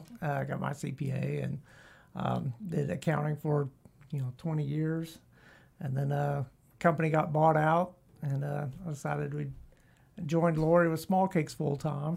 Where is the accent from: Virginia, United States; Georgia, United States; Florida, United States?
Georgia, United States; Atlanta; also born or lived in Stone Mountain / Marietta; I grew up pretty much around Atlanta.